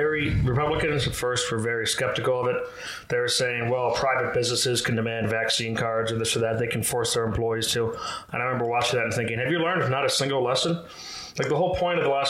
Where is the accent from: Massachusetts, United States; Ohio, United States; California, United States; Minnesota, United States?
Massachusetts, United States; just outside of Boston; I grew up in Massachusetts, just outside of Boston.